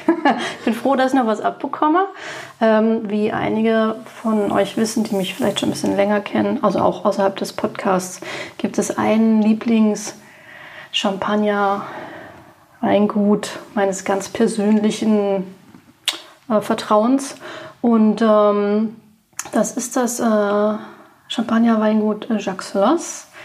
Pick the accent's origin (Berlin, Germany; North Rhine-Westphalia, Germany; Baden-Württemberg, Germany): Berlin, Germany; Ich bin geborene Berlinerin